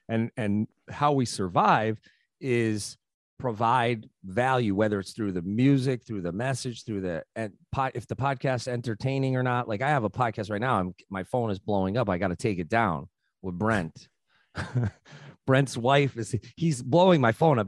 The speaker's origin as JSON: {"language": "English", "town": "New Haven", "region": "Connecticut", "country": "United States", "tie": "born or raised there", "said": "I grew up in New Haven"}